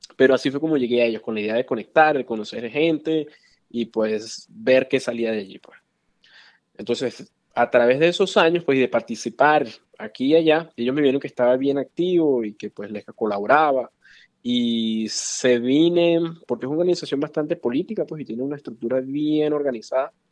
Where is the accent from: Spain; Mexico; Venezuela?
Venezuela; moved away as an adult; now in Chicago, United States; nací y crecí en Venezuela, fui a la escuela de medicina allá